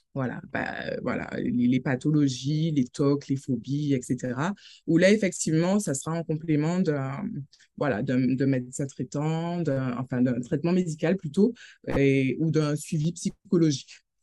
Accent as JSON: {"language": "French", "town": "Saint-Claude", "country": "Guadeloupe", "said": "je suis guadeloupéenne, Saint-Claudienne"}